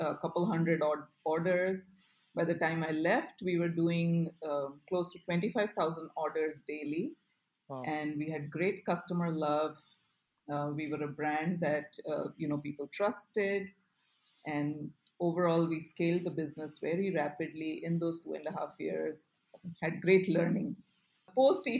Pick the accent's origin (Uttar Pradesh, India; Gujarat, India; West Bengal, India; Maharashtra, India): Gujarat, India; Ahmedabad; I grew up in Ahmedabad